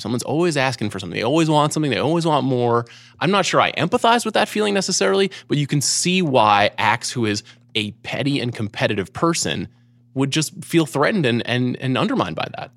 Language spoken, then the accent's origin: English; Long Island, New York, United States; growing up on Long Island